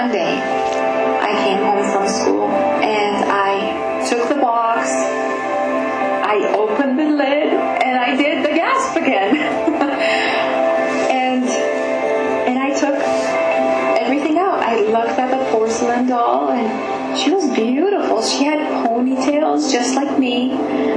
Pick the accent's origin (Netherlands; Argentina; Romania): Romania; I was born in Kupeni in Romania.